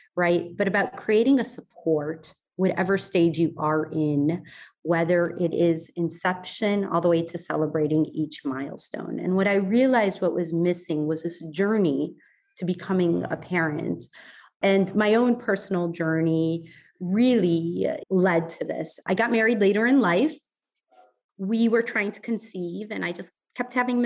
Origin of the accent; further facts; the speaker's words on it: Ohio, United States; moved away; I grew up in Ohio